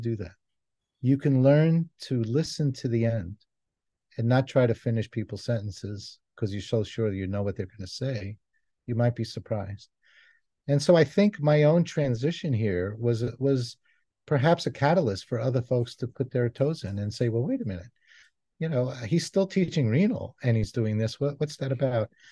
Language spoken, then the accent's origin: English; New York City, New York, United States; moved away; also born or lived in Israel; I was born in Israel, I grew up in New York City